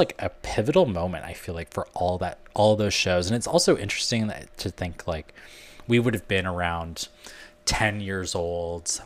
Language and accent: English; Canada; now in United States; I'm Canadian and living in America.